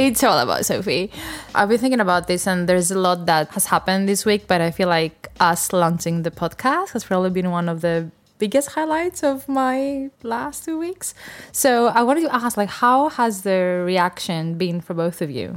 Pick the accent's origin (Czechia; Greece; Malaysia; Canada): Greece; I'm from Greece